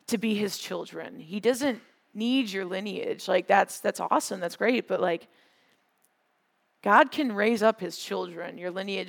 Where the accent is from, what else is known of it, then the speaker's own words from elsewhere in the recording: Wisconsin, United States; I'm from Wisconsin. There's a lot of farms and fields. When we go on field trips sometimes, we went on a field trip to a dairy farm when I was in middle school